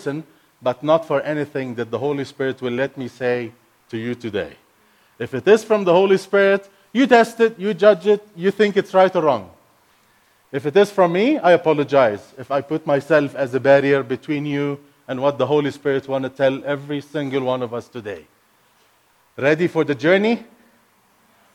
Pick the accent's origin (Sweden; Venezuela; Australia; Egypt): Egypt; first language Arabic; English is a second language; now in United States; Arabic is my first language. I'm not American. I'm not raised up in the Western world. I'm Egyptian, born and raised in Egypt